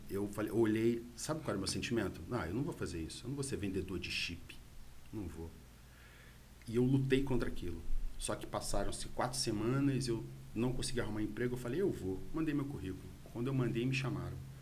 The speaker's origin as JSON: {"language": "Portuguese", "region": "Rio de Janeiro", "country": "Brazil", "moved": "as an adult", "lives_now": "Bom Jesus, Brazil", "said": "eu sou do Rio de Janeiro, tá? Sou carioca e vim para Bom Jesus há mais ou menos uns nove anos"}